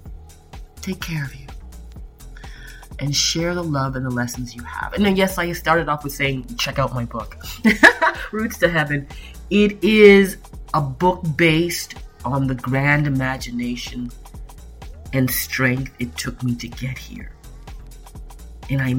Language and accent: English; Toronto, Ontario, Canada; also born or lived in Niagara Falls; I was born in Toronto, Canada. I went to Corvette Junior Prentice School, Robert Service. I went to, Wexford High School. I went to Etobicoke School of the Arts.